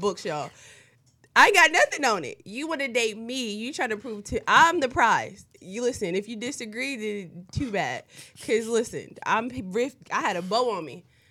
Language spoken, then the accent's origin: English; East Coast, United States; moved away; I'm from the East Coast